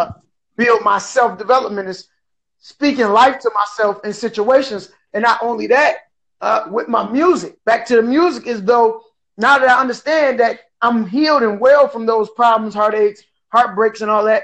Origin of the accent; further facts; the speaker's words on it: Detroit, Michigan, United States; now in Port Huron, United States; I'm born and raised from Detroit, but I live in a little city called Port Huron, Michigan